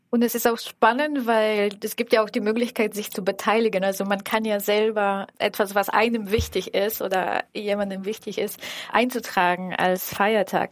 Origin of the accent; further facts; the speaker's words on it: Bulgaria; now in Germany; ich komme ja aus Bulgarien.